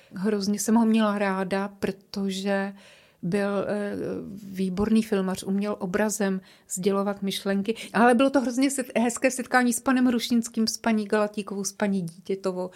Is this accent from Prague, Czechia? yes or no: yes; Prague, Czechia; accent: Prague; moved away as an adult; now in Ostrava, Czech Republic; cítím se stále jako Češka, trošku je křtěná Vltavou, Pražačka, tak trošku tak mluvím, že?